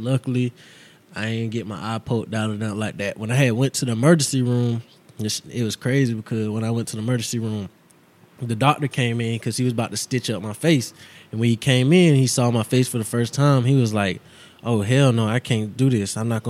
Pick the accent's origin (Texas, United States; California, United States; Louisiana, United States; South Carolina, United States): Texas, United States; born there; You know, I was born in Texas, so I love all that Texas shit.